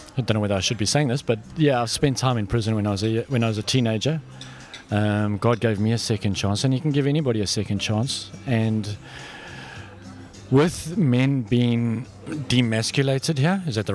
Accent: South Africa; moved away as an adult; also born or lived in Australia; now in Vanuatu; I'm from South Africa, born and bred South African

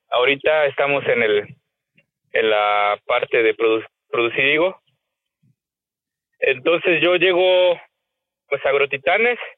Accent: Jalostoc, Mexico; soy originario de un pueblito muy pequeño llamado Jalostoc, eh, famoso por producir algún tiempo cebollas. Ahorita estamos en el en la parte de producir higo.

